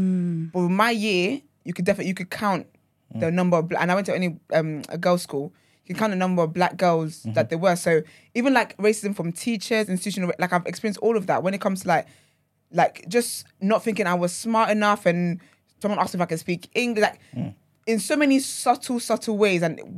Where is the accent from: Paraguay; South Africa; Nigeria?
Nigeria; now in United Kingdom; Yeah, I think my experience is definitely different because, like, I grew up in Nigeria and then I moved here.